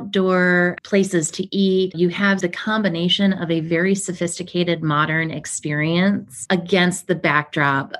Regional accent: Ohio, United States; moved away; We're from Ohio. You know, we were one of those Midwest families

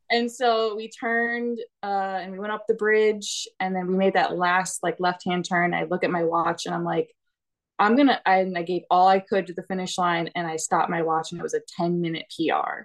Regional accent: Illinois, United States; moved away; I am originally from Illinois.

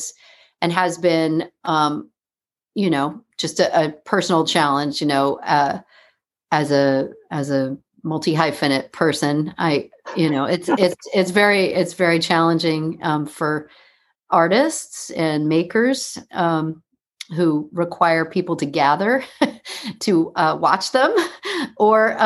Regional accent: New York City, New York, United States; also born or lived in Hudson Valley; I grew up in New York City, the child of two actors and teachers, writers, people of the theater

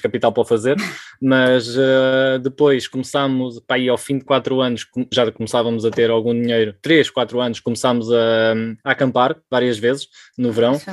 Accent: Portugal; moved away as an adult; also born or lived in Switzerland; Somos portugueses, vivemos ao lado da praia.

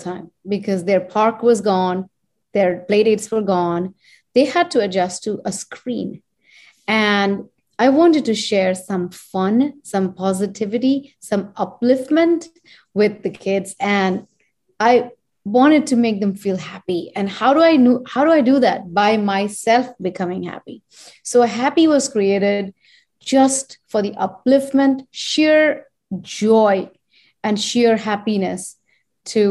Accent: India; moved away as an adult; now in United States; since I am Indian and I was born and raised there and I come from that land

